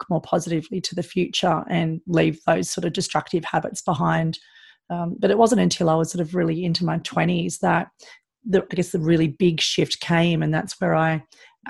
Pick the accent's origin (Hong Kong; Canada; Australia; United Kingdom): Australia; Sydney, New South Wales; growing up in Sydney, it's a pretty good lifestyle